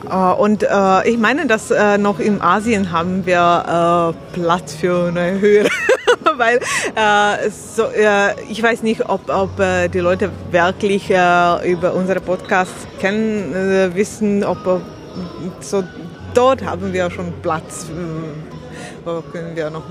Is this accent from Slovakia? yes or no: yes; Slovakia; German is a second language; ja also ich komme aus der Slowakei. So, äh, ich, äh, ich spreche Deutsch, aber nicht so gut.